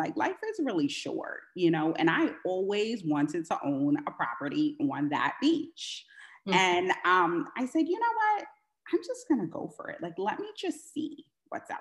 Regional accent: New York, United States; moved away as an adult; now in California, United States; I am from New York, born and raised in New York, but I do live in California

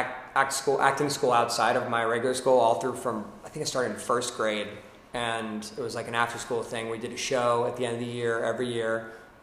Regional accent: Pittsburgh, Pennsylvania, United States; accent: Pittsburgh; moved away; originally I'm from Pittsburgh, Pennsylvania.

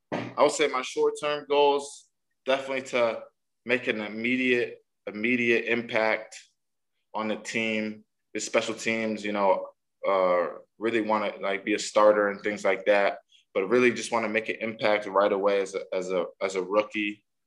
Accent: Nigeria; My favorite home-cooked meal, probably some Nigerian food. I'm Nigerian, so definitely like some type of Nigerian food, Nigerian dish that my mom makes.

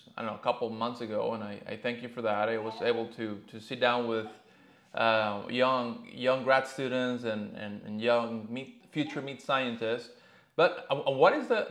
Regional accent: Mexico; moved away; I'm originally from Mexico

